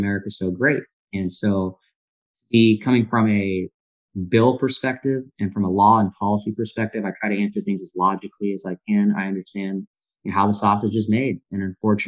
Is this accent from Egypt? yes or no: no; India; now in United States; I'm from India